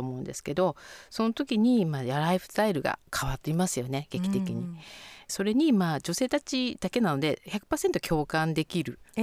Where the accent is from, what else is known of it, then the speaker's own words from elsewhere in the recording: Sapporo, Hokkaido, Japan; 札幌生まれ札幌育ち